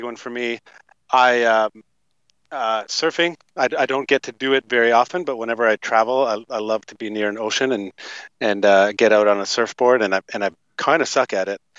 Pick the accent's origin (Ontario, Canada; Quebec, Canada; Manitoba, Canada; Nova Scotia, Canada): Ontario, Canada; Toronto; moved away as an adult; also born or lived in Fernie, British Columbia; grew up in Toronto, Canada, Toronto, Ontario, Canada.